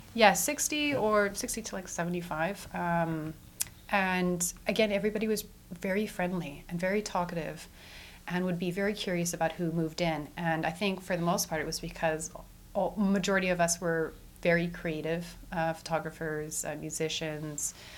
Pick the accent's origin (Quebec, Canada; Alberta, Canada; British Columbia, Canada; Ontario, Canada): Alberta, Canada; Edmonton; also born or lived in Vancouver; I was born in Edmonton at the Royal Alexandra Hospital, where my mother works as an ICU nurse. And I grew up on the northern suburbs of the city